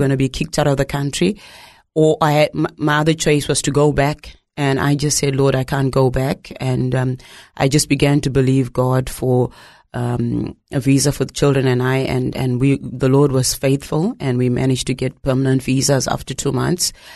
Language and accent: English; Zimbabwe; moved away; growing up in Zimbabwe